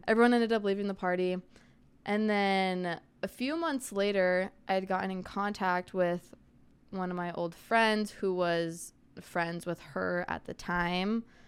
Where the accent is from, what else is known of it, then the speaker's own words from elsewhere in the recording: Arizona, United States; I'm from Arizona, born and raised.